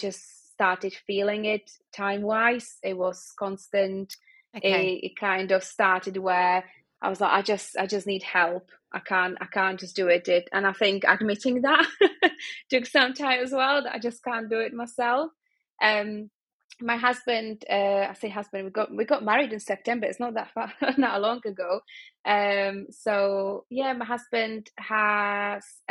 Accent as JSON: {"language": "English", "region": "Prague", "country": "Czechia", "moved": "yes", "lives_now": "Manchester, United Kingdom", "said": "I'm from Prague, and it's always sunny."}